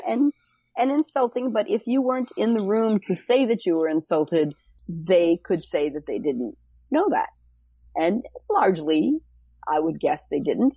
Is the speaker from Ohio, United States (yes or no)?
yes; Cleveland, Ohio, United States; moved away as an adult; now in California, United States; I'm from Cleveland, Ohio originally, uh, and moved out to California